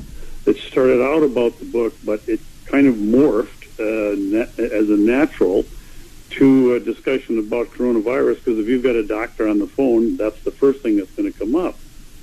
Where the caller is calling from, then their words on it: Spooner, Wisconsin, United States; I live in northern Wisconsin in a small town called Spooner.